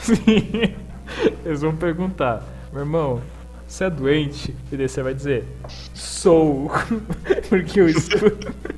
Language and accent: Portuguese; Santa Catarina, Brazil; Eu sou de Santa Catarina.